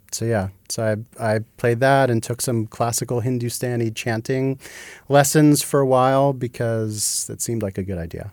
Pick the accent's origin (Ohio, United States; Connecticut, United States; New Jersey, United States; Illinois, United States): New Jersey, United States; moved away as an adult; also born or lived in Massachusetts; I grew up in New Jersey.